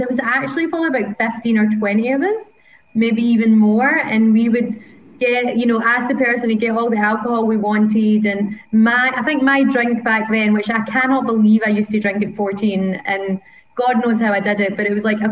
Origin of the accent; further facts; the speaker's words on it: Paisley, Scotland, United Kingdom; now in Australia; growing up in Scotland, and I'm from a little town called Paisley, which is just outside of Glasgow